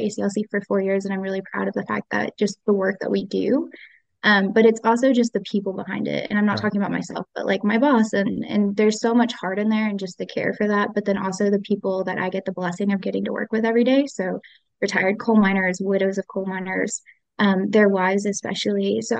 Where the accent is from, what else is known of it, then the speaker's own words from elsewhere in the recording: North Carolina, United States; moved away as an adult; also born or lived in Tennessee; now in Whitesburg, United States; I am not from Kentucky. I am originally from North Carolina.